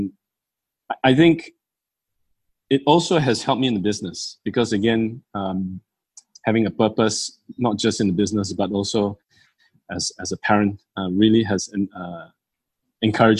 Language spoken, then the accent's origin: English; Malaysia; being Malaysian Chinese